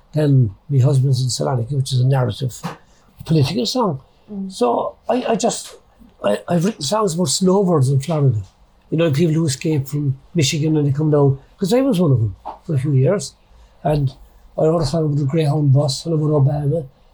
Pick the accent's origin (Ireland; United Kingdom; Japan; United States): Ireland; Cork, Munster; accent: Cork; my own accent with a kind of a Cork band